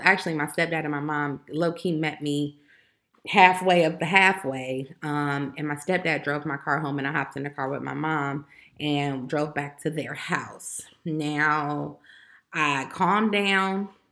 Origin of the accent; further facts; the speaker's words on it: Chicago, Illinois, United States; I'm from Chicago, Illinois